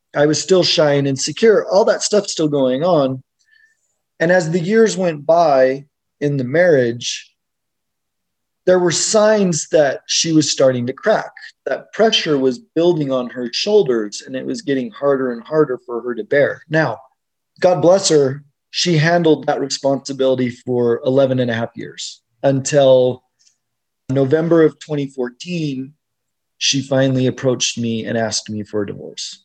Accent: Utah, United States; I grew up here in Utah

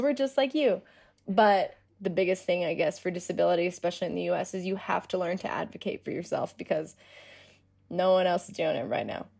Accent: Denver, Colorado, United States; I'm from Denver

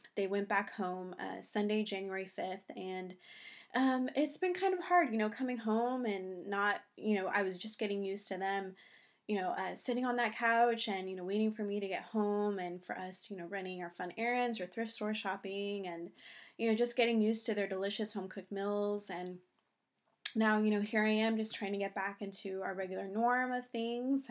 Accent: California, United States; moved away as an adult; also born or lived in New York; now in North Carolina, United States; We're originally from California, living in New York for about three years

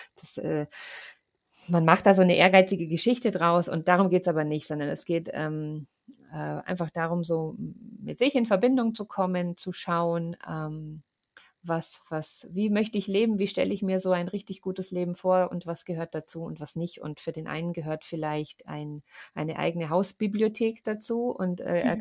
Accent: Munich, Bavaria, Germany; bei uns in München

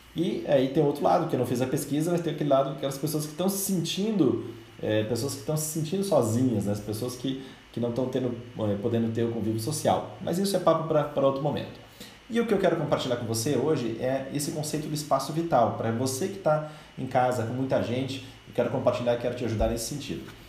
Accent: Brazil; nós como brasileiros

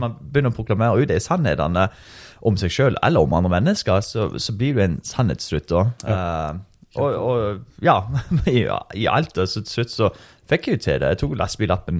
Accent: Norway; jeg er norsk.

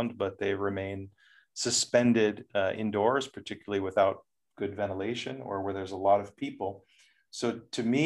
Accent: United States; moved away as an adult; now in Netherlands; I'm from the United States

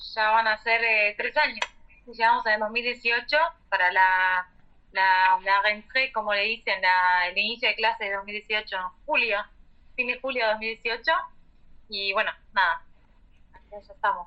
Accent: Argentina; moved away as an adult; now in Montpellier, France; como buenos argentinos

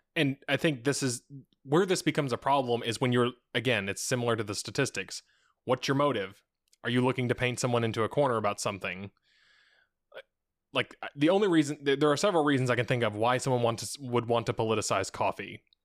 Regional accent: United States; we actually don't live in the same classist system

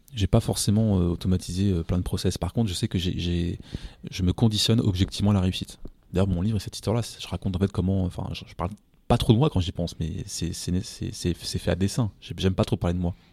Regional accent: France; je suis français

